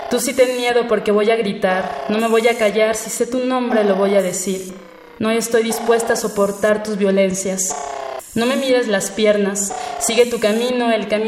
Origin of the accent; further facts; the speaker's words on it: Naucalpan de Juárez, State of Mexico, Mexico; born there; now in Mexico City, Mexico; tengo 25 años, nací en el Estado de México, en Aucalpan de Juárez, pero actualmente radico en la Ciudad de México, en la Gustavo Madero.